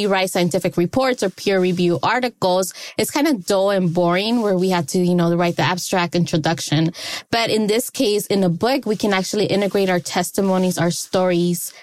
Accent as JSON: {"language": "English", "town": "Los Angeles", "region": "California", "country": "United States", "tie": "born or raised there", "said": "I was born in Los Angeles, California. So in South Central, that's where I grew up"}